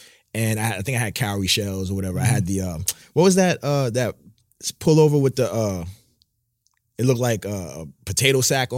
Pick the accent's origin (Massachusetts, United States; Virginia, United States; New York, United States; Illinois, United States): New York, United States; Brooklyn; Yeah, I'm from Brooklyn.